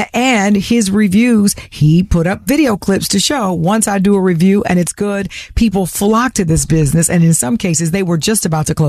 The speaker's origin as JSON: {"language": "English", "town": "Nashville", "region": "Tennessee", "country": "United States", "tie": "born or raised there", "moved": "yes", "said": "my hometown of Nashville"}